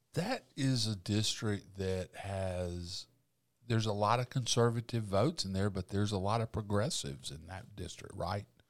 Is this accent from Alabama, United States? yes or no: yes; Alabama, United States; I'm from Uvalde, Alabama